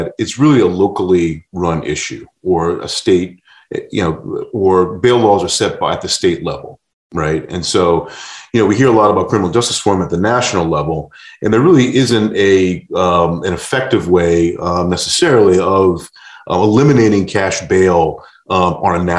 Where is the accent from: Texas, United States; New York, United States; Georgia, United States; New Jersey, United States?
New York, United States; I grew up in New York in the 80s